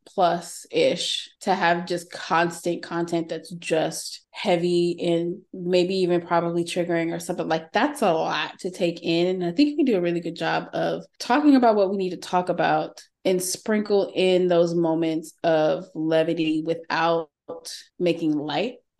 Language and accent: English; Texas, United States; accent: Texan; my regular Texan vernacular